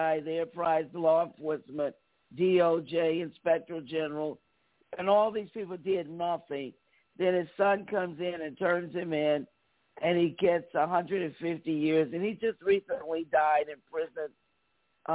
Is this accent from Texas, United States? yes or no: no; New York City, New York, United States; growing up in New York City, I'm from New York, a New Yorker